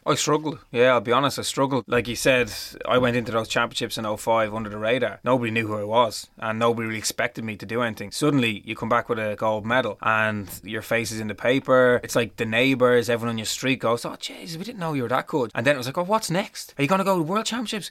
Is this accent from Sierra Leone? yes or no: no; Dublin, Leinster, Ireland; all I wanted to do was go home. I wanted to come home to Dublin.